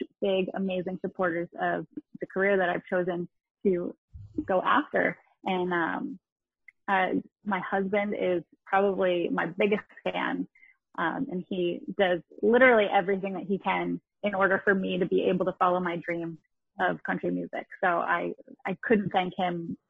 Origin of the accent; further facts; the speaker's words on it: New York area, United States; now in Connecticut, United States; I'm actually from the New York area, not the city. And I live in Connecticut now.